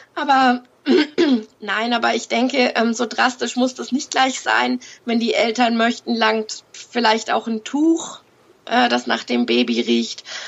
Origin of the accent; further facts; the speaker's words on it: Fürth, Bavaria, Germany; Ich komme aus Fürth in Franken